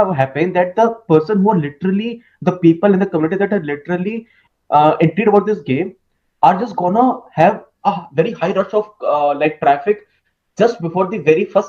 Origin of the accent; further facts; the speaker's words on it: India; Actually, I'm from India.